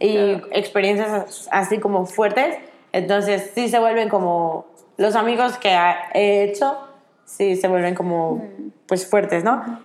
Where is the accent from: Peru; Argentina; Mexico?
Mexico; yo que soy de México